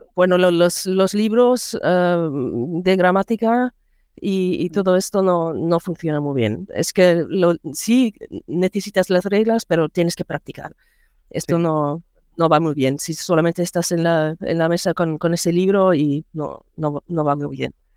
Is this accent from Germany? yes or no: yes; Germany; Spanish is a second language; also born or lived in Mallorca; yo soy de Alemania, eh, vivo cerca de Bonn